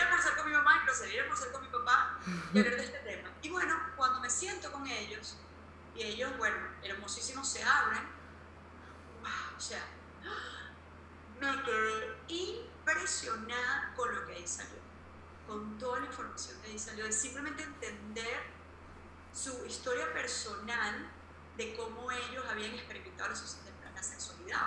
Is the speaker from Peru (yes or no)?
no; Venezuela; now in Tulum, Mexico; yo vengo de Venezuela, una familia muy tradicional